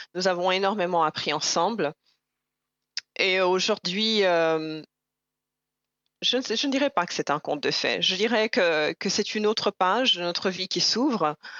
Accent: Burundi; now in Canada; je suis burundaise avec mon passeport ou pas, je suis burundaise que l'État burundais le, reconnaisse ou pas

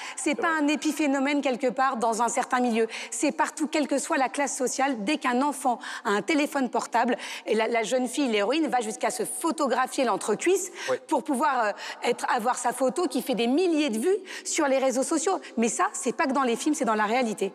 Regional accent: France; en tant que Français

